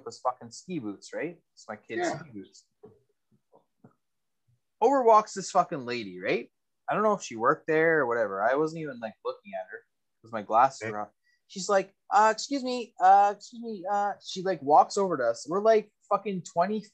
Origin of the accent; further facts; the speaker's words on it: Canada; as a Canadian